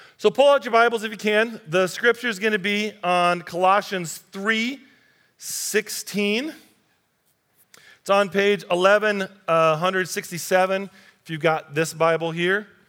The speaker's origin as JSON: {"language": "English", "country": "United States", "said": "our group, American Christians"}